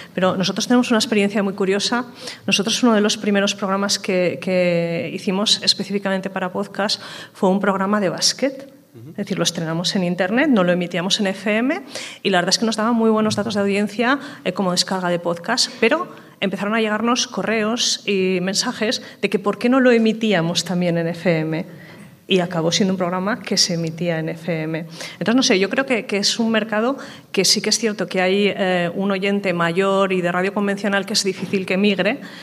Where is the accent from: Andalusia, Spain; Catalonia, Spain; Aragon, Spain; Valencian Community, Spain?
Aragon, Spain; somos de Aragón y es una comunidad autónoma con un medio rural muy amplio